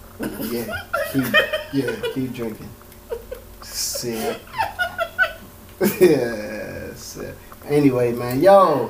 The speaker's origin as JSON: {"language": "English", "region": "Florida", "country": "United States", "moved": "yes", "lives_now": "California, United States", "said": "I'm from Florida."}